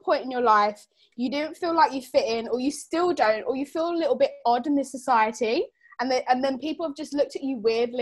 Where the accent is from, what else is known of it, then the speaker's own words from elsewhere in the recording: London, United Kingdom; I'm from the UK. From London.